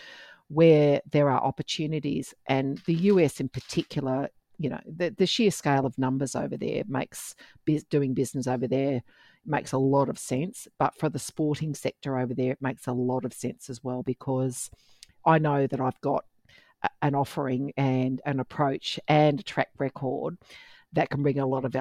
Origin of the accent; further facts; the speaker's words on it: Perth, Western Australia, Australia; moved away; Perth, my home state